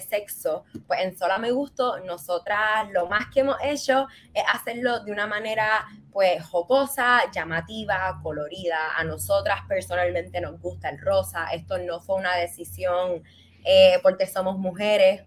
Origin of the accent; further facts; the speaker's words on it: Puerto Rico; moved away as an adult; also born or lived in Barcelona; como boricua